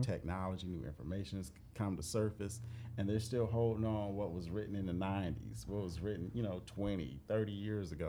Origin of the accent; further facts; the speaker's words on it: United States; I am an American